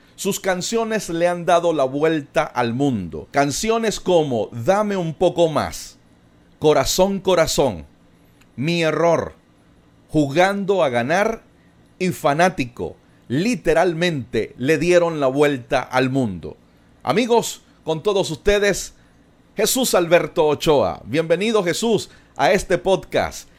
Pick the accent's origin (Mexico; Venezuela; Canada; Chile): Venezuela; no solamente somos paisanos, no solamente somos venezolanos